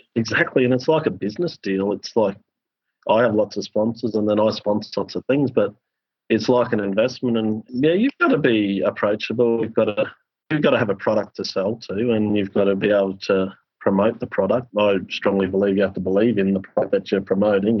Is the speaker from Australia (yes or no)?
yes; Queensland, Australia; as a Queenslander